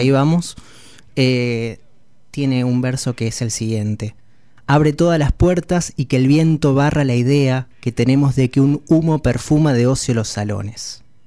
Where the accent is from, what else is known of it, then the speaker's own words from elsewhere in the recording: Sarmiento, Santa Fe, Argentina; La escuchábamos de pequeño en casa, en Sarmiento